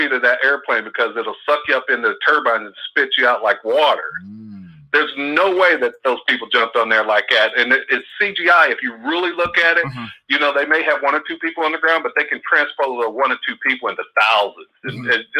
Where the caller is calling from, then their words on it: Oakland, California, United States; from Oakland.